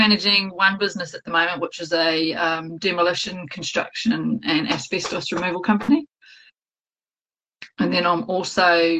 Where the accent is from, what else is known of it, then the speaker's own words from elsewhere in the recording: Texas, United States; now in Kawerau, New Zealand; I'm in my office near Kawerau. Probably closer to Te Teko. I'm a Texan.